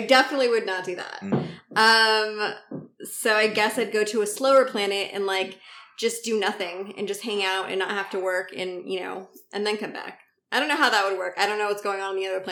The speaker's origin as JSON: {"language": "English", "town": "San Diego", "region": "California", "country": "United States", "tie": "born or raised there", "moved": "as an adult", "lives_now": "New York City, United States", "said": "I'm currently in San Diego, back home. This is my hometown"}